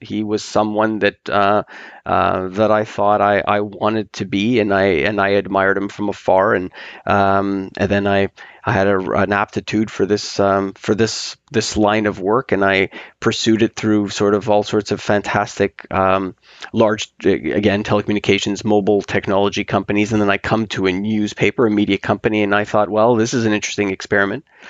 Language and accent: English; Canada; now in Toronto, Canada; we are Canadian snowbirds